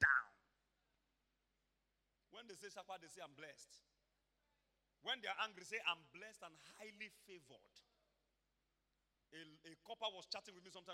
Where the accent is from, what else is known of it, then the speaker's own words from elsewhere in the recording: Iboropa-Akoko, Ondo, Nigeria; I come from Iboropakoko, Ondo State, Nigeria